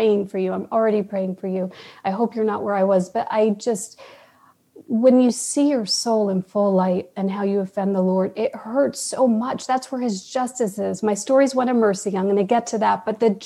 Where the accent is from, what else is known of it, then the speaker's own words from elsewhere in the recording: New York, United States; also born or lived in California; now in Austin, United States; I'm from New York